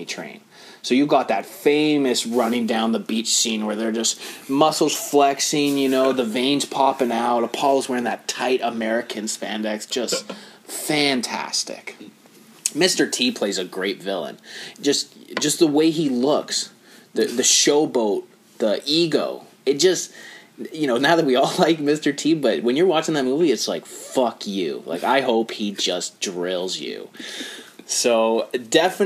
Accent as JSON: {"language": "English", "country": "Canada", "said": "as a Canadian, born in 1988"}